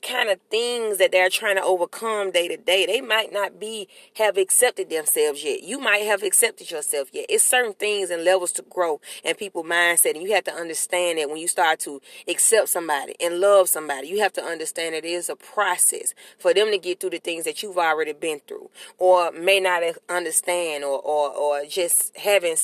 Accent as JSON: {"language": "English", "region": "New York", "country": "United States", "accent": "New York", "said": "That's my New York accent."}